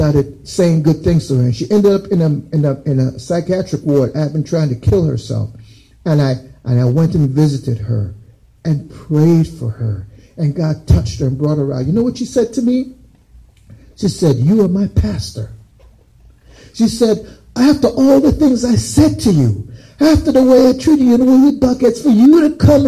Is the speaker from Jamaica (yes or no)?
yes; Jamaica; also born or lived in United States; I grew up in Jamaica